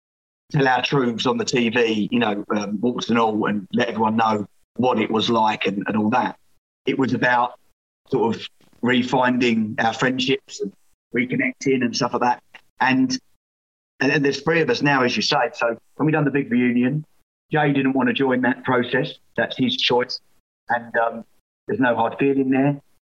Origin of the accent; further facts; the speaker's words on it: Scotland, United Kingdom; But I'm from Fife, and when you try and turn your back on